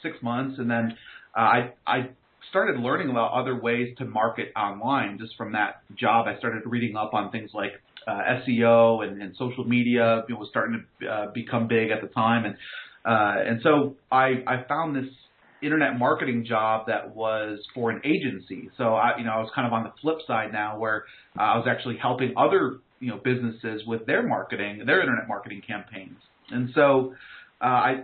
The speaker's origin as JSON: {"language": "English", "region": "New York", "country": "United States", "tie": "born or raised there", "also_born_or_lived": "North Carolina", "moved": "as an adult", "lives_now": "Raleigh, United States", "said": "I grew up in New York."}